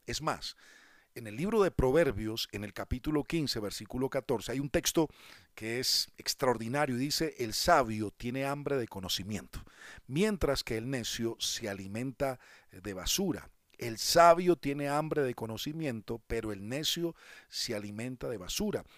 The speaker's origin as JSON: {"language": "Spanish", "country": "Colombia", "said": "en mi país, aquí en Colombia"}